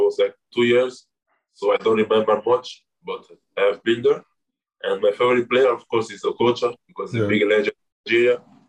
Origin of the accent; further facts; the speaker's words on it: Italy; I was born in Italy, so I feel more Italian. I grew up playing with all the young team of Italy